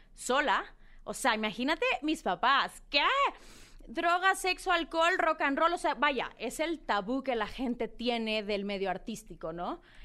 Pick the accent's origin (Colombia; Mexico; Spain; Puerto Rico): Mexico; Culiacán, Sinaloa; now in Mexico City, Mexico; yo soy eh, una niña de Culiacán, Sinaloa. Eh, pues nada, nací en Culiacán